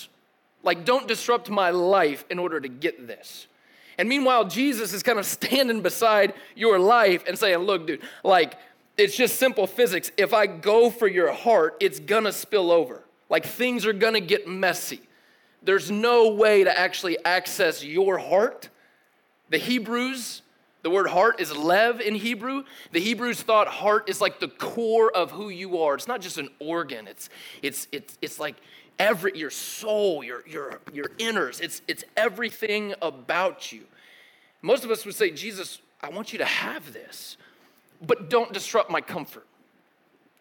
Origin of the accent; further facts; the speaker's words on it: Tennessee, United States; also born or lived in Connecticut / Kentucky; I grew up in Tennessee and then moved to, yeah, represent, Rectangle State, and then moved to Kentucky for a few years and then came back to Tennessee to finish out middle school and high school.